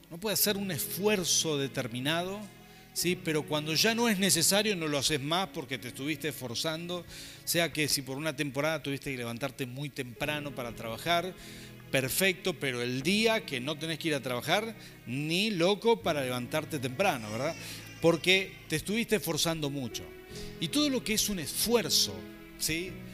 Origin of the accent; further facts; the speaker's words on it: Mendoza, Argentina; somos mendocinos